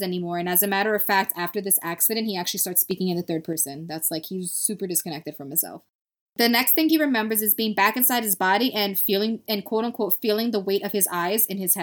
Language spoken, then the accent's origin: English; New York City, New York, United States; first language Spanish; English is a second language; I'm from Brooklyn and Brooklynites have Brooklyn accents